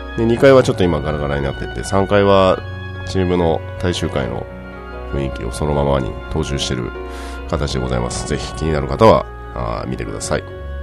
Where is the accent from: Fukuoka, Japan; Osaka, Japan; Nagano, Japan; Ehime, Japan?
Fukuoka, Japan; now in Tokyo, Japan; 私は出身が福岡の方なので